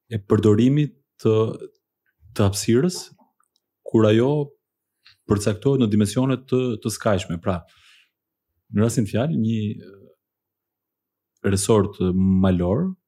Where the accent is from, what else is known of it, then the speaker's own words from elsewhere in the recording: Athens, Attica, Greece; jam rritur në Athin, aty e kam kryer, dhe studimet e mesme dhe të larta